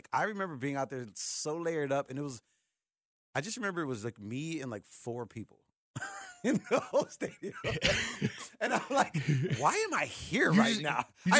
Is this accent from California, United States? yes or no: no; Alabama, United States; I'm from Alabama.